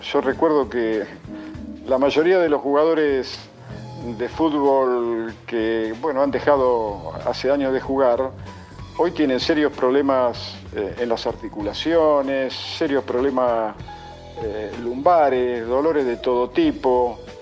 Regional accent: Argentina; yo no soy argentino porque elegí nacer aquí

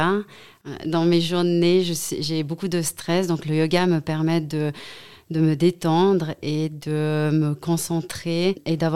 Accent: Saint-Maurice, Valais, Switzerland; also born or lived in Vaud / Geneva / Zurich; moi aussi j'ai grandi à Saint-Maurice, j'ai fait mes études à Sierre, à l'HEG.

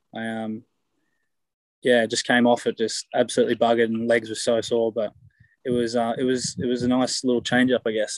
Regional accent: Canberra, Australian Capital Territory, Australia; moved away as an adult; now in Galway, Ireland; I came to get away from Aussies

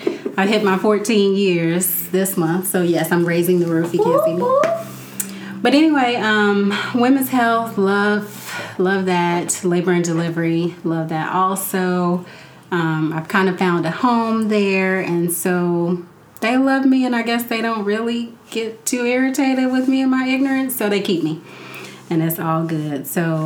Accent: Gary, Indiana, United States; now in Indianapolis, United States; I was born and bred in Gary, Indiana, enough years ago. I'm not going to say how many. And I now live in Indianapolis

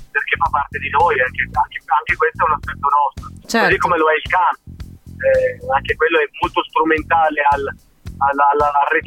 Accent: Milan, Lombardy, Italy; noi da milanesi

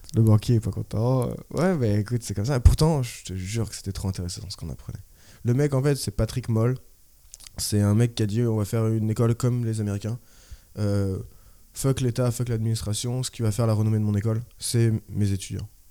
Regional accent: Orléans, Centre-Val de Loire, France; moved away as an adult; also born or lived in Tours / Australia / La Rochelle; now in Paris, France; je suis d'Orléans. Bah, j'ai fait Orléans jusqu'en BTS.

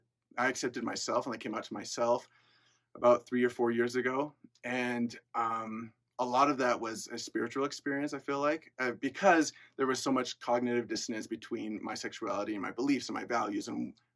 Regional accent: Lindon, Utah, United States; also born or lived in Peru; I'm from Linden, Utah, really close by. I've lived there my whole life

